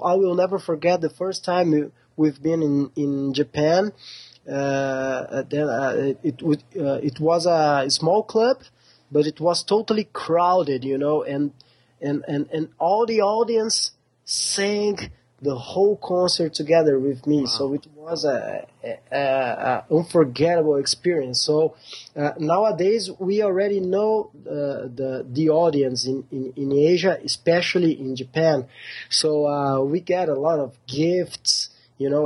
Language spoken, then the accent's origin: English; Porto Alegre, Rio Grande do Sul, Brazil; we are from extreme south Brazil. Our city is called Porto Alegre